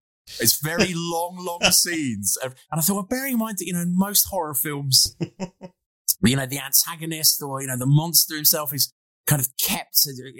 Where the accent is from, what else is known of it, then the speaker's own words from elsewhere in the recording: United Kingdom; just to remind me that I'm British